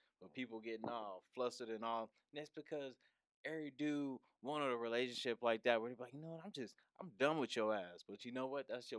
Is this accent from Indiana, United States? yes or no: no; Philadelphia, Pennsylvania, United States; Like, I grew up in Philly. She grew up in Baltimore. Like, we grew up around bullets and stuff, yeah, like real danger.